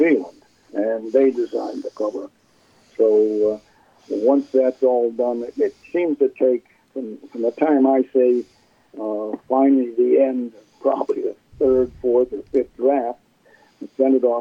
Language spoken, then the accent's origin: English; Milwaukee, Wisconsin, United States; moved away; also born or lived in California / New Jersey; my parents got divorced when I was two. And my mother, we moved from California to Milwaukee, Wisconsin.